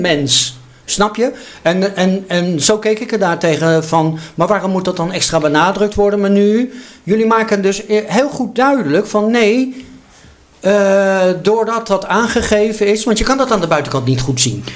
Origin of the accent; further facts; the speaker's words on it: Netherlands; als Nederlanders, als mensen in één land